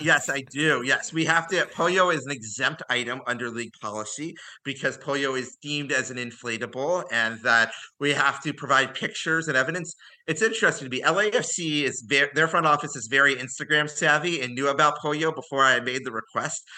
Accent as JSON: {"language": "English", "region": "Ohio", "country": "United States", "tie": "born or raised there", "moved": "yes", "said": "I grew up in Ohio"}